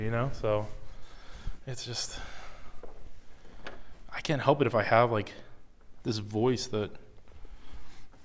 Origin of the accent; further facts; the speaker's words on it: United States; I'm American. I grew up in America.